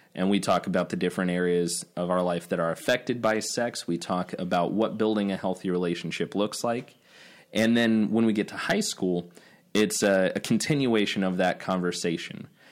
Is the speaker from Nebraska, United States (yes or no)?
yes; Nebraska, United States; I grew up in Nebraska